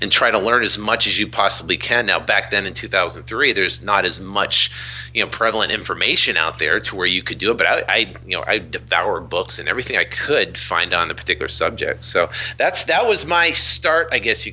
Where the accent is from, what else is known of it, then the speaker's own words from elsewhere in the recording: Vermont, United States; I was born and raised in Vermont